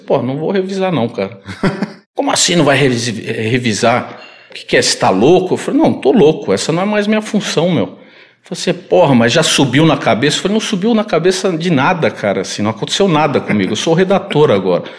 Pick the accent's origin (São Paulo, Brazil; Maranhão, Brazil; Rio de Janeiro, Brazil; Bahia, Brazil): São Paulo, Brazil; Eu nasci aqui em São Paulo